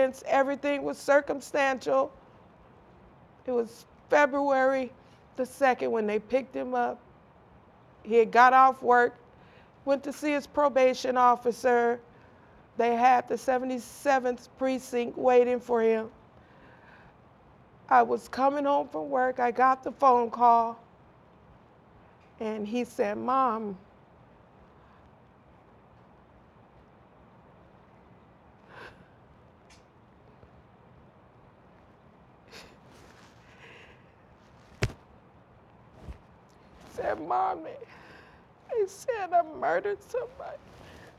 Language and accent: English; Compton, California, United States; growing up in Compton